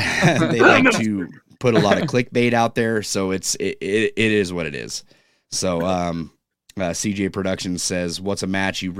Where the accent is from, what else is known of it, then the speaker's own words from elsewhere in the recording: California, United States; I'm from California, and I get everything that's cool.